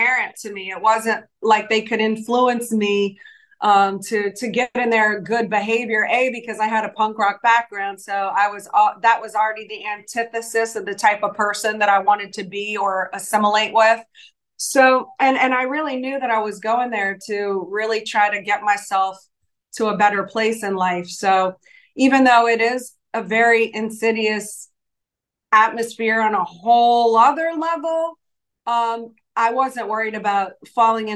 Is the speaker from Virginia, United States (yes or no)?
no; New Orleans, Louisiana, United States; moved away as an adult; also born or lived in Los Angeles; I'm from New Orleans. So yeah, we're both from Louisiana